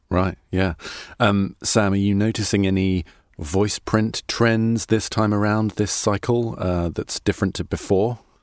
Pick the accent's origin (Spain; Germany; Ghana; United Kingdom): United Kingdom; now in United States; I'm a British person in America